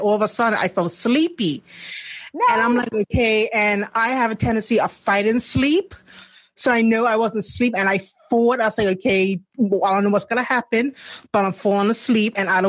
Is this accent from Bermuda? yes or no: yes; Bermuda; I'm from Bermuda.